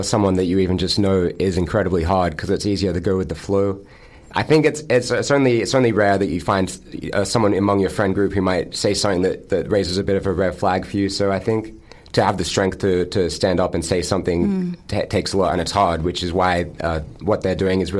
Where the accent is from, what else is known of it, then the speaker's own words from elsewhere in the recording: Newcastle, New South Wales, Australia; growing up in Newcastle, you hear all the stories and all that sort of stuff